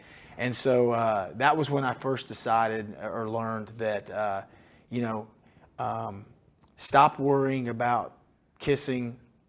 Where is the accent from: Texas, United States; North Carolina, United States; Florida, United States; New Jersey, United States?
Texas, United States; Fort Worth; You know, when I was a child, my mom, we grew up in Fort Worth at Carswell Air Force Base